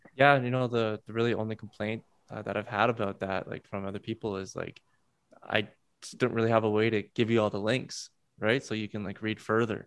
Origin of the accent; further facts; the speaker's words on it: Alberta, Canada; I'm from Alberta and my parents are in Ontario